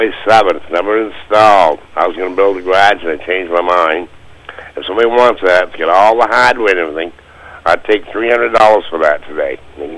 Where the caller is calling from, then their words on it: Albany, Maine, United States; I'm calling from Albany